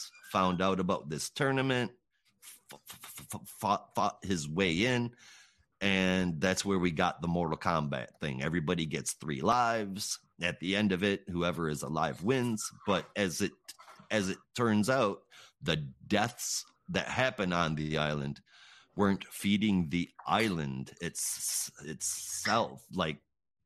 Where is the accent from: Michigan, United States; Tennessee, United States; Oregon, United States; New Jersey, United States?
Michigan, United States; I grew up in Michigan